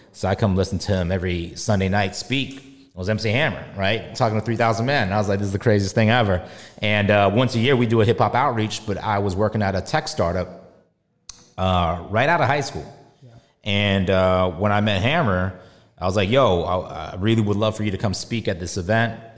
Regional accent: Bay Area, California, United States; I grew up in the Bay Area

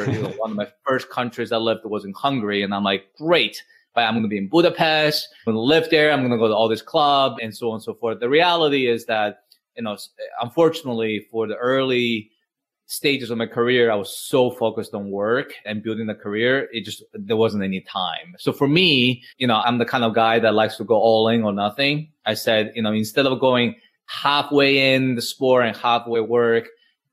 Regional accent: Spain; moved away as an adult; now in New York City, United States; I grew up in Spain. I'm Chinese in terms of ethnicity, but I grew up in Spain.

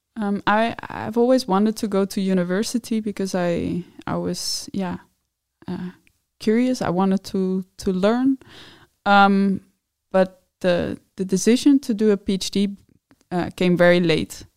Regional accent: Netherlands; moved away as an adult; now in Denmark; I'm from the Netherlands

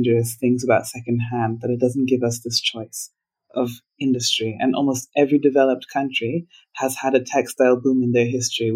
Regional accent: Uganda

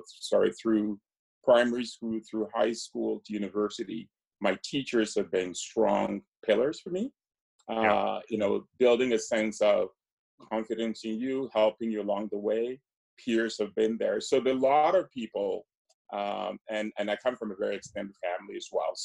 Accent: Ghana; I grew up in Ghana

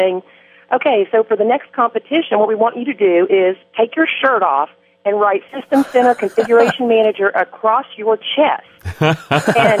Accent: Wellington, Kansas, United States; I was born in Wellington, Kansas

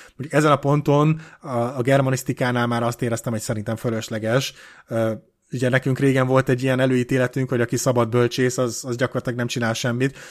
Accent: Hungary; én egy magyar ember vagyok, nekem Magyarországon van a helyem

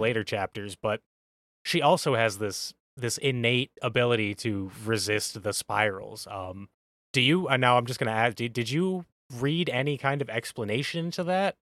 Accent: United States; we're from America

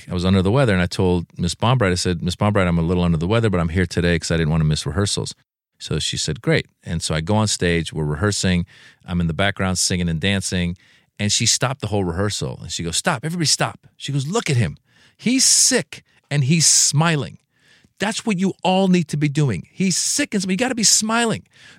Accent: Marin County, Northern California, United States; also born or lived in Iran; I grew up in Marin County, Northern California. It's a very affluent area. But the people that lived there tended to be, at the time, very subtle in their wealth.

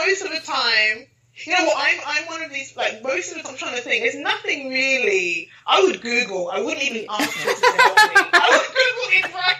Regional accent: Nigeria; I'm gonna have to say Nigerian because obviously I'm Nigerian.

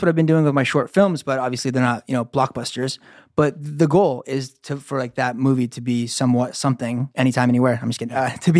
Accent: Huntington, United States; moved away as an adult; I'm from Huntington, yeah.

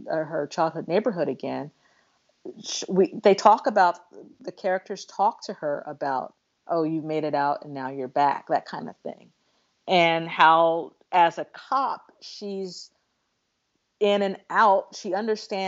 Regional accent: Los Angeles, California, United States; growing up in Los Angeles, I remember having to rush through Beverly Hills in the 80s

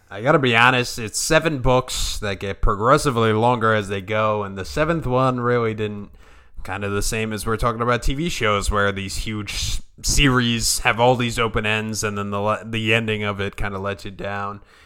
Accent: Long Island, New York, United States; growing up on Long Island

